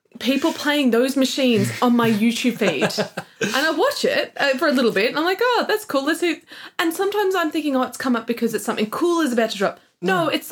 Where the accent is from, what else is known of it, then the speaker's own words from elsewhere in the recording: Australia; we're Australian